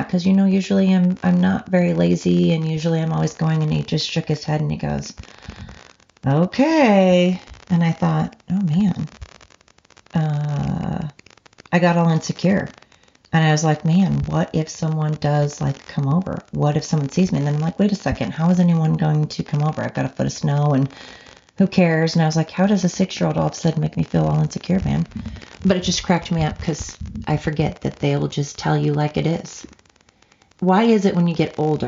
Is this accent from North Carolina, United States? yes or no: no; Oregon coast, United States; this Oregonian that's from the coast originally and now lives in the valley